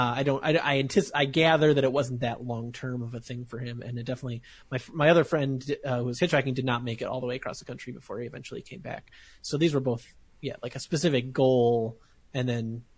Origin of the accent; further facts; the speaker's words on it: Morris, Illinois, United States; we used to do a lot of cross-country trips when I was a kid from Morris, Illinois